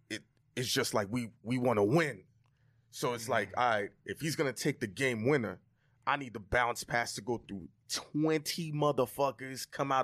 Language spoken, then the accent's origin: English; New York City, New York, United States; also born or lived in Florida; I'm from Brooklyn.